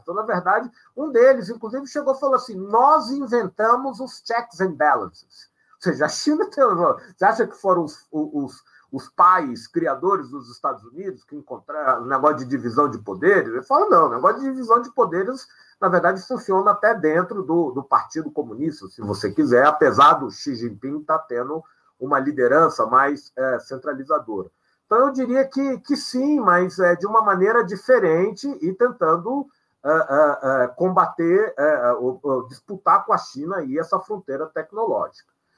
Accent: Minas Gerais, Brazil; eu sou mineiro como a editora

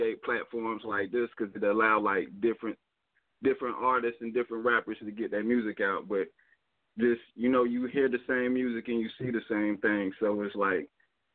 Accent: United States; I'm from Carolina

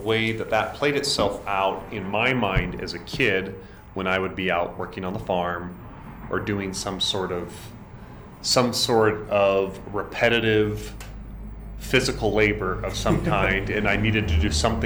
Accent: Idaho, United States; growing up in Idaho

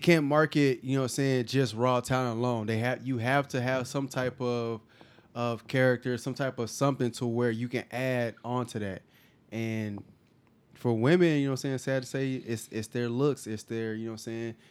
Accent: California, United States; now in Houston, United States; I'm from Cali

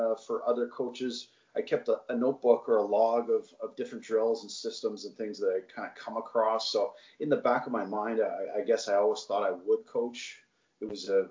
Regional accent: Nepean, Ontario, Canada; I grew up in Nepean, so played my minor hockey there

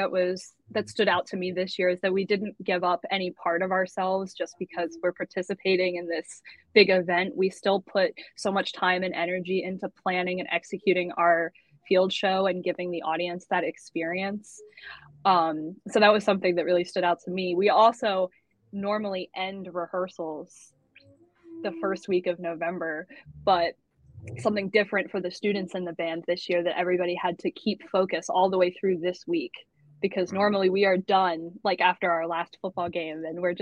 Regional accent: Millsboro, Delaware, United States; I'm from Millsboro, Delaware.

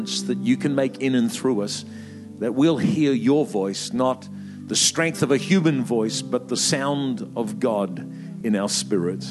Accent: New Zealand; moved away; also born or lived in Melbourne, Australia; I'm a Kiwi by birth

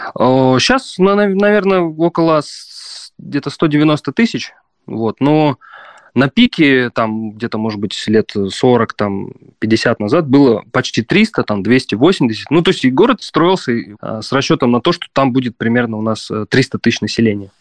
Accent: Prokopyevsk, Kemerovo Oblast, Russia; moved away as an adult; also born or lived in Saint Petersburg / Balkans; я вернулся в свой родной город и пять лет тут живу

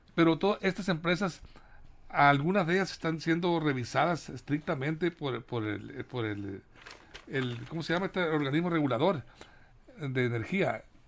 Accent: Mexico; como productores que somos los mexicanos

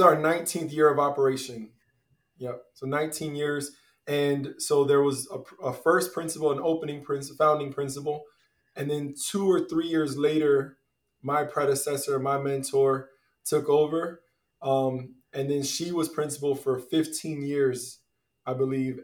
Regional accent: Tampa, Florida, United States; now in Aventura, United States; I grew up in Tampa, Florida

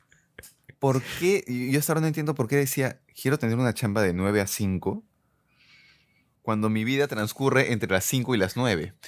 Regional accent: Peru; Un día más como peruanos

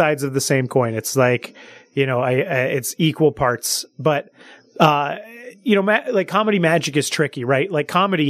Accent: Salinas, California, United States; I'm from Salinas, California, which is like the Monterey Bay Area.

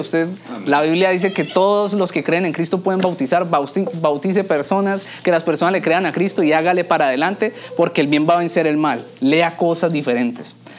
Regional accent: Colombia; now in Miami, United States; la cultura mía en la cultura colombiana

